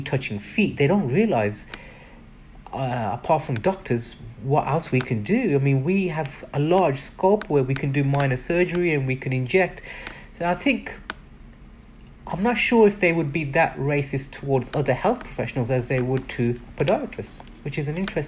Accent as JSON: {"language": "English", "town": "Birmingham", "region": "West Midlands", "country": "United Kingdom", "tie": "born or raised there", "said": "I was born and bred in England. I'm a proud Brummie"}